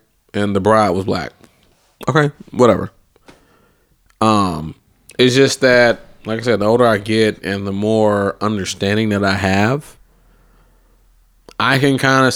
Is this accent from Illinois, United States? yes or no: no; Clayton County, Georgia, United States; also born or lived in Atlanta; I'm from Clayton County